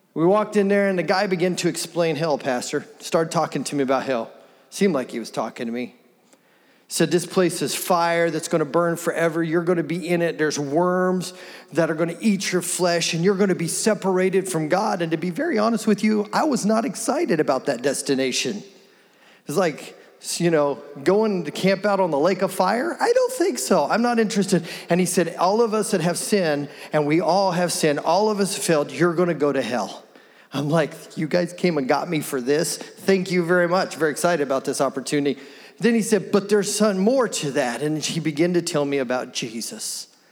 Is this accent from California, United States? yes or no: no; Wichita, Kansas, United States; I was born here in Wichita, born here, raised here. I've grown up here.